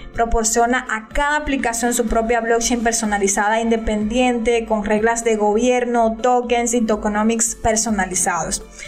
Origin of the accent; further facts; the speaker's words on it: Dominican Republic; de República Dominicana